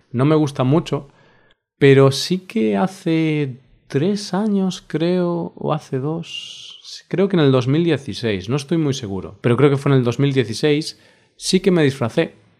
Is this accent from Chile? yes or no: no; Spain; como español